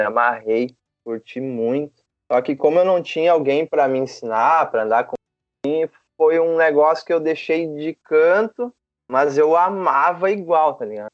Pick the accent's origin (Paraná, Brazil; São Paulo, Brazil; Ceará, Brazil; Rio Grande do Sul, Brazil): Rio Grande do Sul, Brazil; São Leopoldo; also born or lived in Novo Hamburgo; na verdade eu sou natural de Novo Hamburgo. Ok. Mas, mas eu me mudei para São Leopoldo em 95, cara. É, a gente foi para um bairro chamado Feitoria.